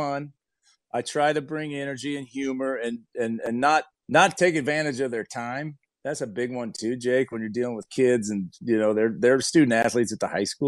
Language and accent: English; Fruitland, Idaho, United States; I've lived full-time back in my hometown, Fruitland, Idaho